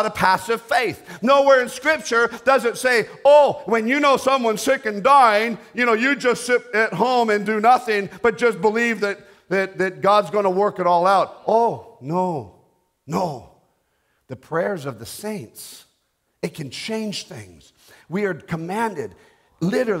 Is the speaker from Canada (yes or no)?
yes; Canada; I'm a Canadian